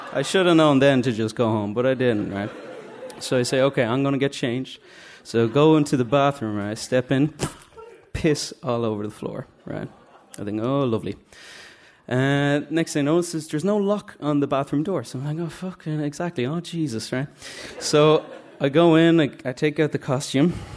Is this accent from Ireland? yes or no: yes; Dublin, Leinster, Ireland; I'm from Drumcondra.